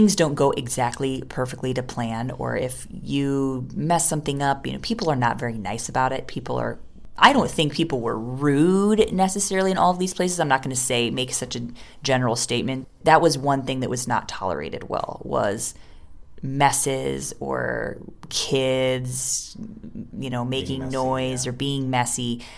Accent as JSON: {"language": "English", "country": "India", "said": "I mean, because we're coming from India, we don't have the kinds of amazing aquariums that you can maintain when you're in a Western country"}